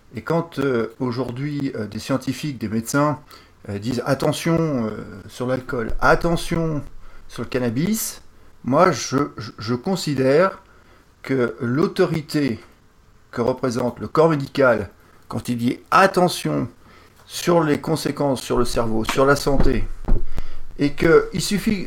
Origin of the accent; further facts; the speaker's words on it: France; je suis français